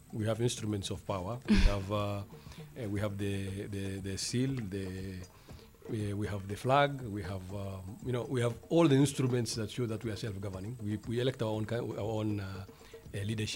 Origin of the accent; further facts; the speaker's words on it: northern Kenya, Kenya; I'm a Kenyan Somali from the north